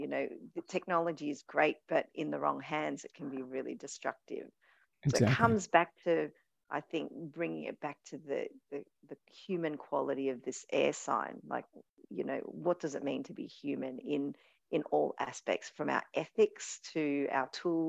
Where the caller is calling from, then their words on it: Australia; I'm speaking from Australia, we seem to sort of lag behind the innovation model because we're so rich in resources.